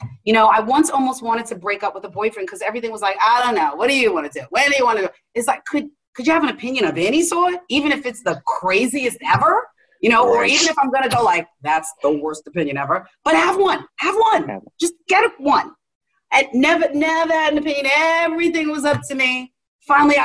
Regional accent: New York City, New York, United States; I'm a chick from Queens.

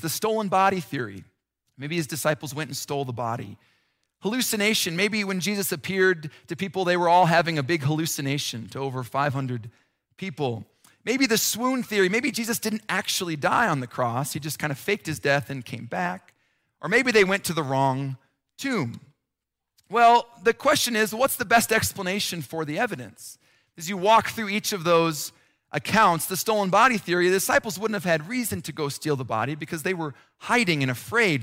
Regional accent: Nebraska, United States; also born or lived in Chicago / Minnesota; now in Colorado, United States; I grew up in Nebraska

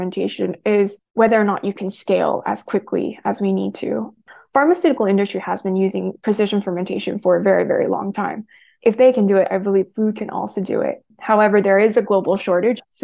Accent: United States; I'm Korean American. So like I've grown up around kimchi my entire life

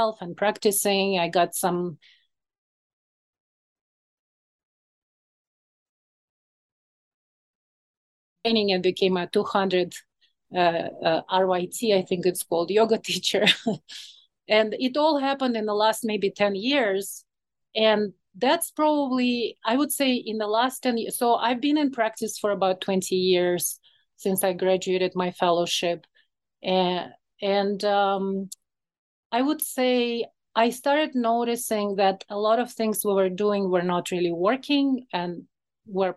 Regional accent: Moscow, Russia; English is a second language; moved away as an adult; now in Chicago, United States; So I was born in Moscow, Russia. Well, at that time it was USSR.

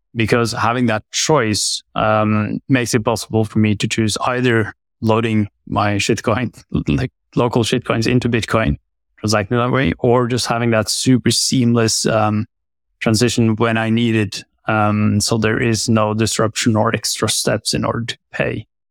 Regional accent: Oslo, Norway; I'm born and raised in Oslo and still live in Oslo

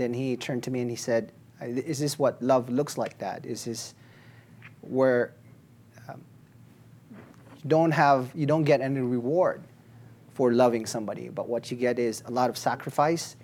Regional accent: Philippines; moved away as an adult; now in Colorado, United States; I am from the Philippines. I am an immigrant to this country. I was a reporter there for many, many years before I got here

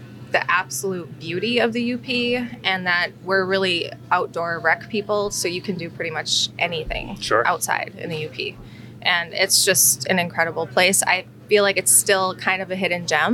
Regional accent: Ironwood, Michigan, United States; also born or lived in Arizona / Costa Rica; I am a Yooper, born and raised in Ironwood, Michigan, and came back to the area to settle down and raise our family

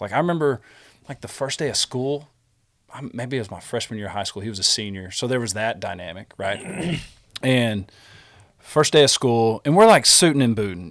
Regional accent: Smyer, Texas, United States; we grew up in Smyer

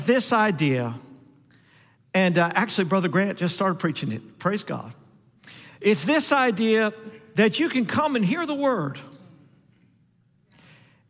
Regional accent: Denver, Colorado, United States; I'm from Denver

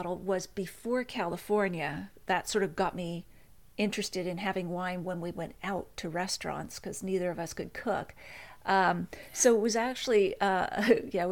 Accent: Nova Scotia, Canada; I grew up in Nova Scotia

